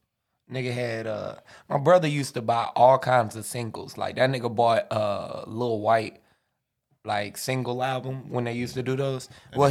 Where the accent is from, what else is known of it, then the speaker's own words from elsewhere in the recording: Jacksonville, Florida, United States; I'm from Duval.